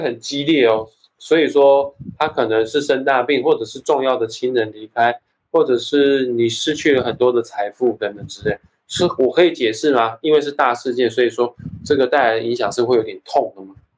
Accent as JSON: {"language": "Chinese", "country": "Taiwan", "tie": "born or raised there", "said": "我是台湾长大的，所以说我就有一种台湾人特有的那种feel，那种嗯，调调"}